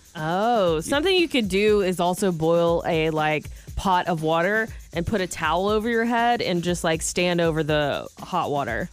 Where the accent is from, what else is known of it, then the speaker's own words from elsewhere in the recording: Macon, Georgia, United States; now in California, United States; that's where I'm from